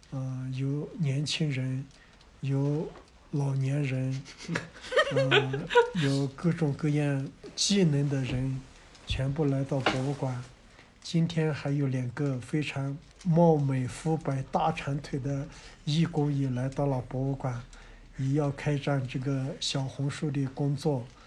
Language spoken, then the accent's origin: Chinese; China; 我是土生土长的卢克夫摩梭人